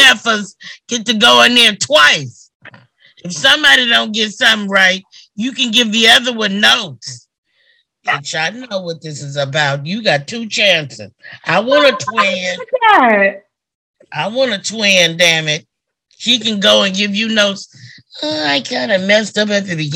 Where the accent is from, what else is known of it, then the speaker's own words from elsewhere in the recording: Oklahoma, United States; moved away; I'm from Oklahoma